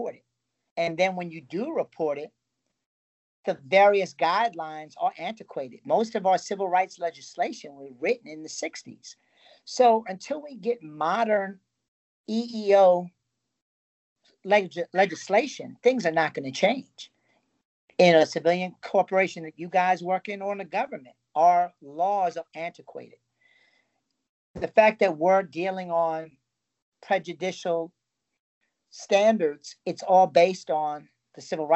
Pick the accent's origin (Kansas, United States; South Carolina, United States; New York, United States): New York, United States; moved away as an adult; growing up in New York with so many cultures